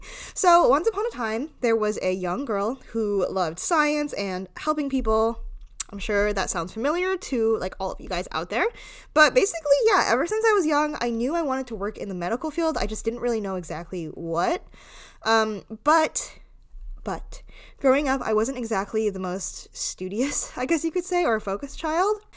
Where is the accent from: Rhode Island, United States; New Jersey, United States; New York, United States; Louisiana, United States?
Rhode Island, United States; I grew up in Rhode Island